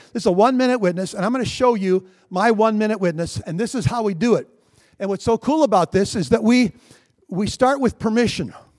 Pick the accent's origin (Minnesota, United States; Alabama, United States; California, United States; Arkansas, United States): Minnesota, United States; I'm a Minnesotan